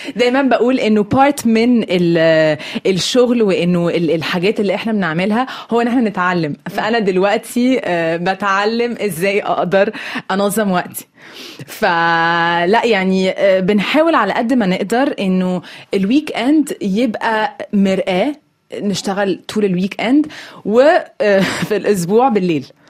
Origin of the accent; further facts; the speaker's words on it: Egypt; moved away as an adult; now in France; بلدي والمنطقة اللي أنا اتولدت وعشت فيها